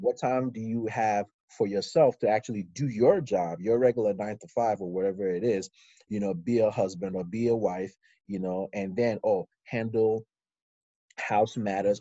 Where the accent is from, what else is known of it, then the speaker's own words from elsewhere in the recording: Ikeja, Lagos, Nigeria; moved away as an adult; also born or lived in Houston, Texas, United States; now in United States; I moved to Nigeria with my mom and uh, I lived in Ikeja, number eight of Street, uh, uh, Ikeja. And so I, I, did primary school and secondary school in Nigeria